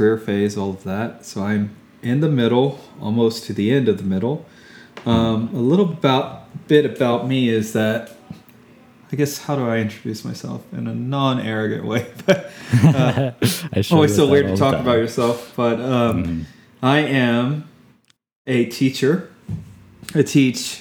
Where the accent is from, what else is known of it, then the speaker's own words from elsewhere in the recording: Fort Worth, Texas, United States; moved away as an adult; also born or lived in Austin, Texas; now in Houston, United States; I've mostly lived in Texas my whole life besides my military service, but I'm from Fort Worth originally